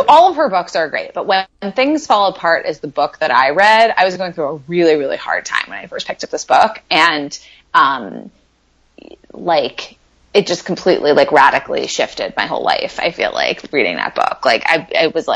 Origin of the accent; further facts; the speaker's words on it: New York City, New York, United States; now in West Coast, United States; I'm from New York